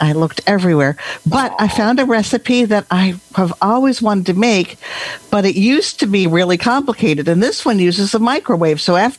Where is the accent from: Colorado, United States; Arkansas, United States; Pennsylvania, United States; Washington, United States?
Washington, United States; Bellingham; Oh, where am I from? Oh, Bellingham, Washington.